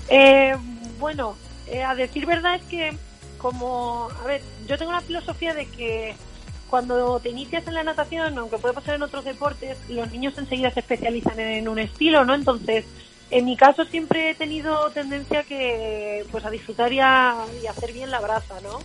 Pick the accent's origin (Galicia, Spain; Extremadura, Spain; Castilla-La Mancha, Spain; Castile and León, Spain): Castilla-La Mancha, Spain; Valdepeñas; en mi pueblo, que soy de Valdepeñas, de Ciudad Real